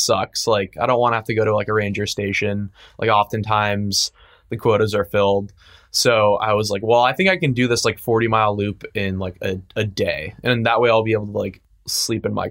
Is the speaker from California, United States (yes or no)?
yes; San Francisco, California, United States; I grew up in San Francisco.